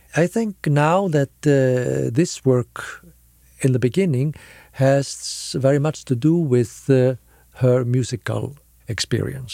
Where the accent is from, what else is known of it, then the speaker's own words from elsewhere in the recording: Reykjavik, Capital Region, Iceland; I come from Iceland. Uh, I was born and raised in, in Reykjavik